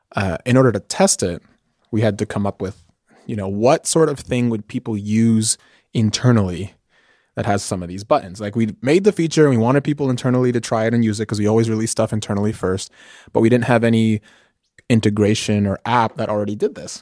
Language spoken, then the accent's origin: English; New York City, New York, United States; moved away as an adult; now in California, United States; I grew up in New York City. Grew up in New York City, uh, mostly in Washington Heights, which is a neighborhood in Manhattan